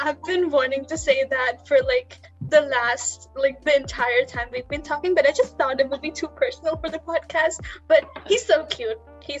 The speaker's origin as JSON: {"language": "English", "country": "India", "said": "I'm from India, which is a high context culture country"}